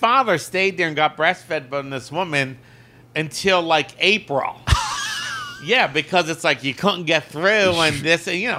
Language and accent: English; United States; I'm from America